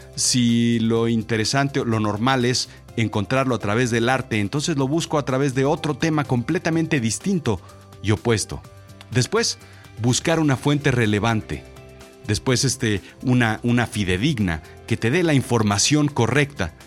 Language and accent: Spanish; Mexico; Yo soy mexicano, yo nací aquí